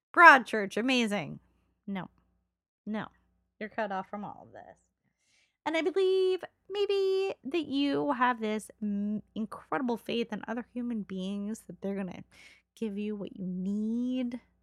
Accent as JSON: {"language": "English", "town": "Los Angeles", "region": "California", "country": "United States", "tie": "born or raised there", "said": "one of my friends that I grew up with in Los Angeles"}